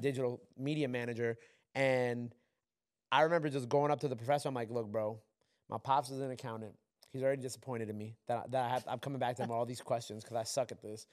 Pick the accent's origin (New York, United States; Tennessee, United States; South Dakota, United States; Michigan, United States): New York, United States; I'm from New York